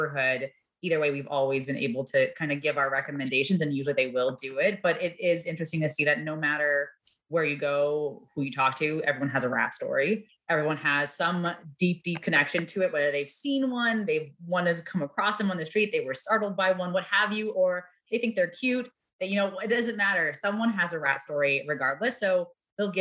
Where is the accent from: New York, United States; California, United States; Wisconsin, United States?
New York, United States; New York City; also born or lived in Washington, D.C. / Boston; now in Chicago, United States; I grew up in New York City